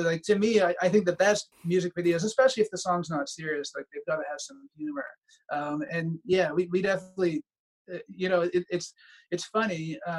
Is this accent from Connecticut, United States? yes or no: yes; Connecticut, United States; born there; I was actually born in the States. I was born in Connecticut.